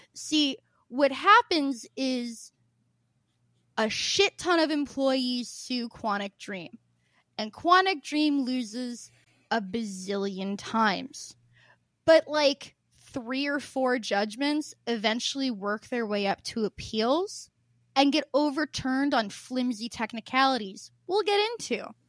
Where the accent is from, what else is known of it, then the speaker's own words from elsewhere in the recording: Southern Illinois, United States; I'm from, my family's from Southern Illinois